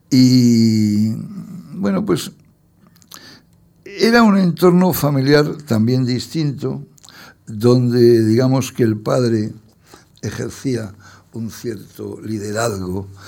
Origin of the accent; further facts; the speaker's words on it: Torrelodones, Community of Madrid, Spain; born there; Yo nací por una casualidad en Torrelodones, porque mis padres tenían una casa en Torredones.